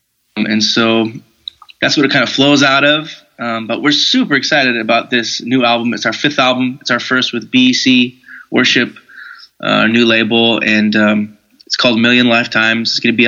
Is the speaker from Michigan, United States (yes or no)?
yes; Detroit, Michigan, United States; now in Minneapolis, United States; I grew up in the church. I grew up in, like I said, River Valley's in Minneapolis, but I grew up in the Detroit, Michigan area. And I grew up in a very a charismatic Pentecostal atmosphere